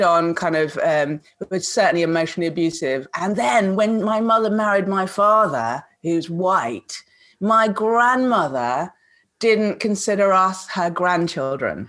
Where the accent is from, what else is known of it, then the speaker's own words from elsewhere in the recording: Kuala Lumpur, Malaysia; moved away; she was my nanny when I was growing up in Kuala mm. Lumpur.